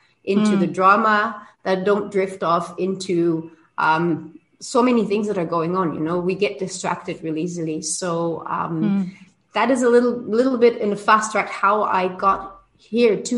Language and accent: English; Belgium; moved away as an adult; now in Cancún, Mexico; I'm originally from Belgium. I live in Mexico. I've been here for 22 years.